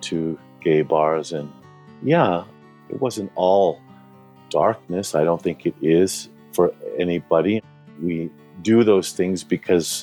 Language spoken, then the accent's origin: English; Denver, Colorado, United States; I was born and raised in Denver, Colorado.